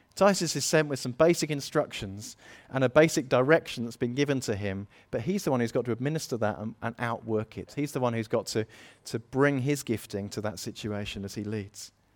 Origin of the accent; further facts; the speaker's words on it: United Kingdom; we're British